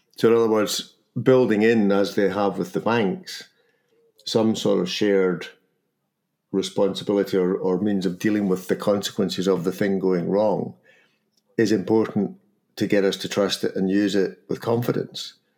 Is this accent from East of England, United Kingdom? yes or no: no; Scotland, United Kingdom; accent: Scottish; my Scottish accent